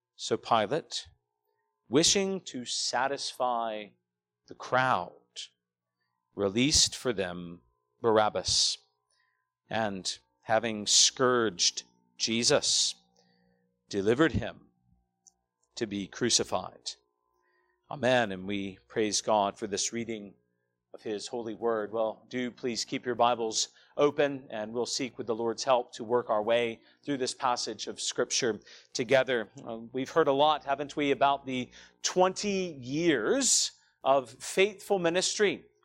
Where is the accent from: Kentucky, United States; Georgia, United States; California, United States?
Georgia, United States; Douglasville; moved away as an adult; I grew up here in Douglasville, just down the road.